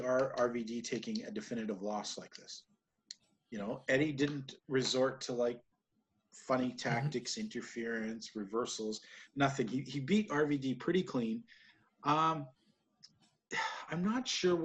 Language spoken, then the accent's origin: English; Canada; as a Canadian